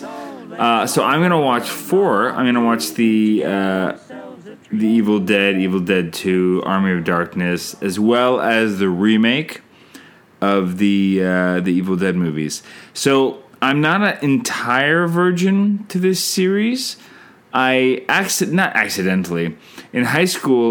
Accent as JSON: {"language": "English", "country": "Canada", "said": "I'm Canadian filmmaker"}